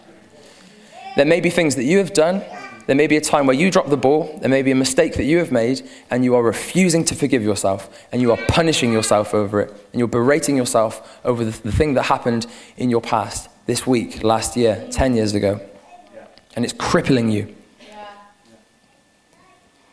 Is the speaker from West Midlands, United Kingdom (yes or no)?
no; Gloucestershire, South West England, United Kingdom; Me too! I'm from Gloucestershire